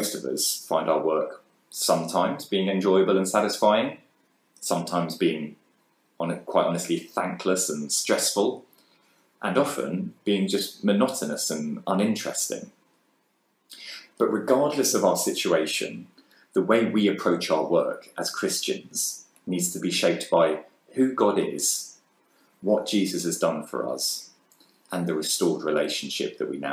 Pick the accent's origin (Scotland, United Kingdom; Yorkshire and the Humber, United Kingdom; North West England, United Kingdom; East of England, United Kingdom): East of England, United Kingdom; Bishop's Stortford; also born or lived in London; I grew up here in Bishops Stortford